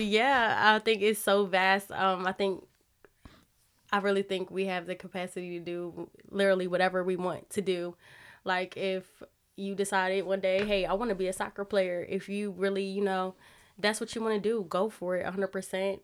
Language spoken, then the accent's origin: English; Wilmington, Delaware, United States; moved away as an adult; I'm from Delaware. I'm from Wilmington